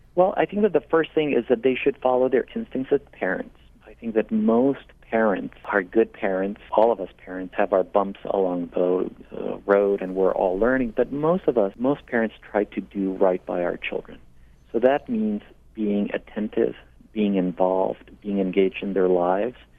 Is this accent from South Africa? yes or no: no; Mexico; also born or lived in Portland, Maine; now in United States; I hail from Mexico, and I've been a citizen now for close to 20 years.